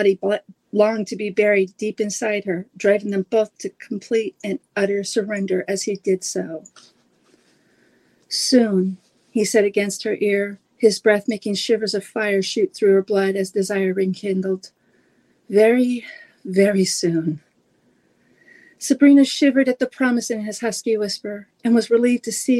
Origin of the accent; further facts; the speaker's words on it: Oregon coast, United States; I grew up on the Oregon coast